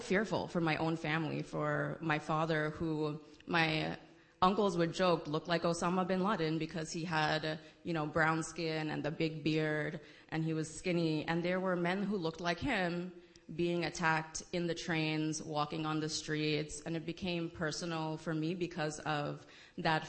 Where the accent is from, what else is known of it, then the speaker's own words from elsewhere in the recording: New York City, New York, United States; I am born and raised in the Bronx, New York